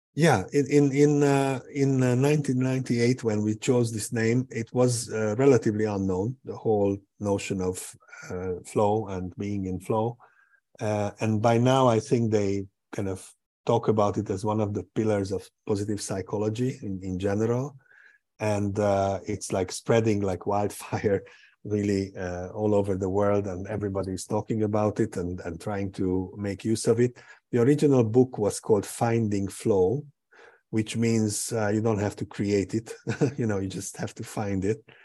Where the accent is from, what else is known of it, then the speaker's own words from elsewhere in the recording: Hungary; also born or lived in Portugal; I was born in Hungary. Um, uh, my my uh, my main residence is in Budapest or just outside of Budapest